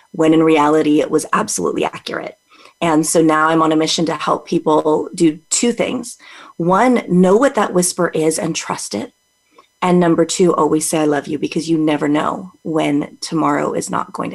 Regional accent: California, United States; also born or lived in Las Vegas, Nevada; Born and raised in California, escaped to Vegas for a little bit, met my husband, got dragged back.

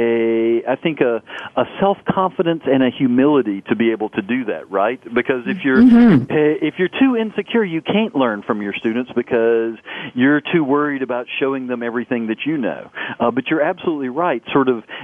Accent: United States; growing up in the States

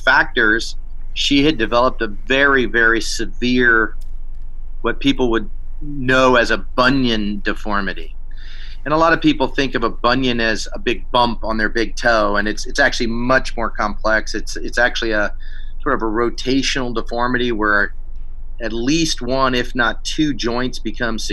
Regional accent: East Coast, United States; moved away; I grew up on the East Coast and didn't strap a pack on too often back when I was a kid

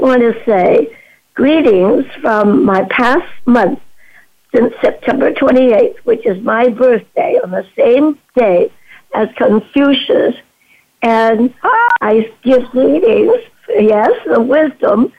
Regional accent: Vancouver, British Columbia, Canada; moved away as an adult; also born or lived in China / Duncan, British Columbia; now in San Francisco, United States; in Vancouver, British Columbia, where I was brought up

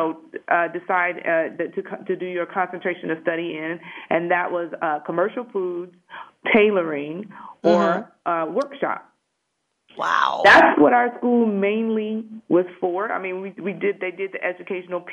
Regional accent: Detroit, Michigan, United States; moved away as an adult; also born or lived in Huntsville, Alabama / Toledo, Ohio; I grew up in Detroit, went to high school, elementary school, high school, everything in Detroit

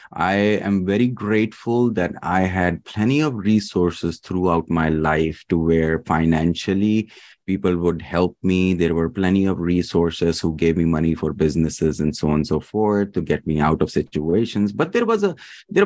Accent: Dubai, United Arab Emirates; also born or lived in Pakistan; now in Kentucky, United States; I was born in Pakistan, but raised in the Middle East, Dubai

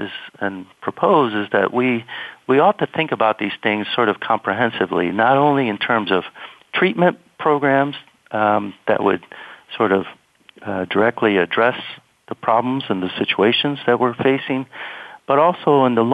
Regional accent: Miami, Florida, United States; also born or lived in Nebraska; now in Missouri, United States; I grew up in Miami, Florida.

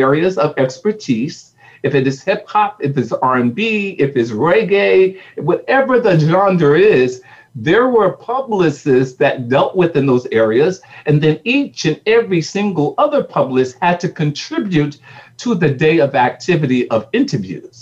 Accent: Newark, New Jersey, United States; we're from Newark, New Jersey

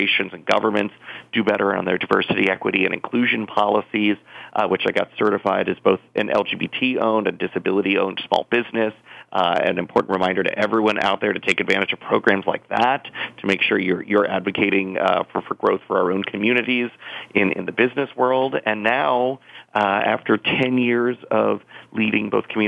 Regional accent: South Florida, United States; moved away as an adult; also born or lived in New York; growing up in South Florida, where I was a young theater performer

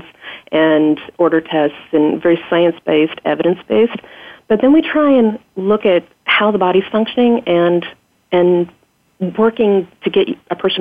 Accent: Oregon, United States; also born or lived in Bournemouth, England; I was born and raised in Oregon

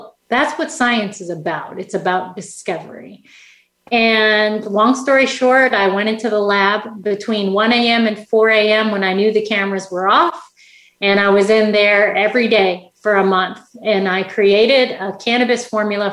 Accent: Saskatchewan, Canada; I grew up in Canada. In Saskatchewan, Canada, really small place in the middle of Canada

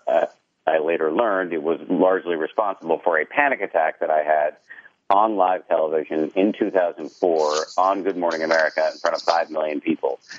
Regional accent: Massachusetts, United States; I was raised in the People's Republic of Massachusetts

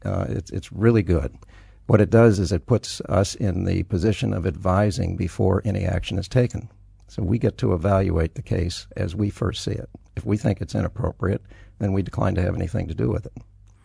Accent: El Paso, Texas, United States; born there; now in Colorado, United States; No. Born in El Paso, Texas. I've lived in 11 states, 17 cities, and Western Europe. I'm an everywhere kid.

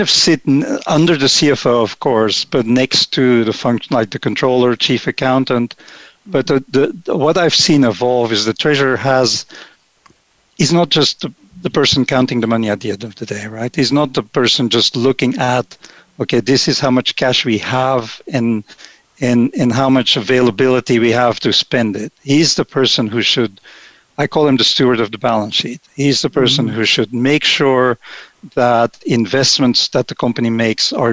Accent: Belgium; moved away as an adult; now in United States; I'm actually originally from Belgium, started being a treasurer in Europe

